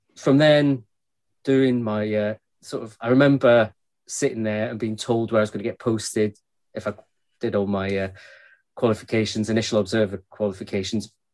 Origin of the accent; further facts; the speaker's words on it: Glasgow, Scotland, United Kingdom; I grew up in Glasgow, uh, and as anybody knows, west coast of Scotland